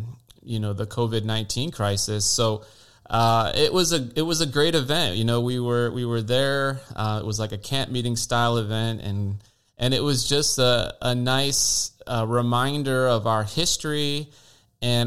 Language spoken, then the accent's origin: English; Michigan, United States; now in Daytona Beach, United States; I grew up in Michigan, and I've been pastoring down here in Daytona Beach for about 5 years